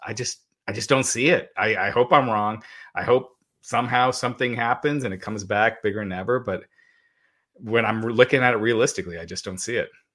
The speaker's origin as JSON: {"language": "English", "region": "Kentucky", "country": "United States", "tie": "born or raised there", "said": "that's where I was born. I was born in Kentucky, me and my sister both"}